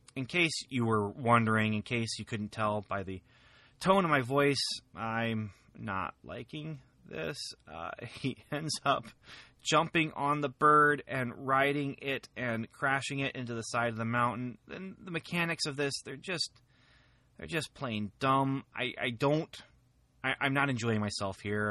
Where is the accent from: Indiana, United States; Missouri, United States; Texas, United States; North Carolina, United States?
Indiana, United States; near Lafayette; Very close to my hometown here